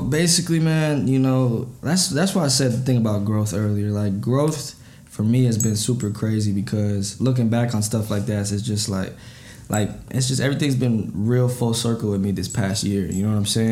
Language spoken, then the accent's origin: English; Apple Valley, Minnesota, United States; also born or lived in Burnsville, Minnesota; I was born in Burnsville, um, but I went to uh, Eastview High School and I lived in Apple Valley